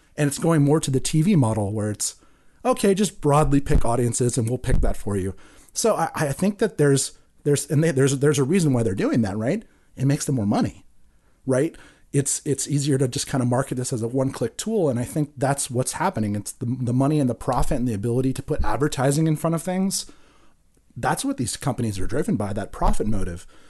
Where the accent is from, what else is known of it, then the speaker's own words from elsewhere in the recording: Santa Cruz, California, United States; growing up in Santa Cruz